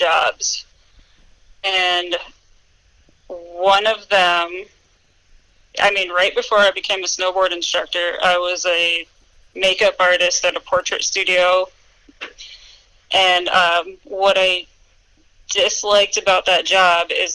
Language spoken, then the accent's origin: English; East Coast, United States; moved away as an adult; also born or lived in Tahoe; now in Vail, United States; I grew up on the East Coast